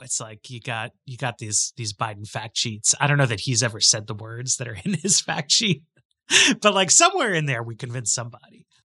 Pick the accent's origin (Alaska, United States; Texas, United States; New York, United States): New York, United States; I grew up in New York and people take the subway everywhere.